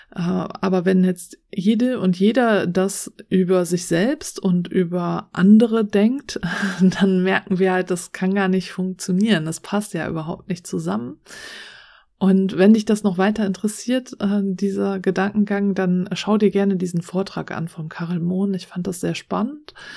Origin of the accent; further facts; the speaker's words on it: Germany; hier bei uns in Deutschland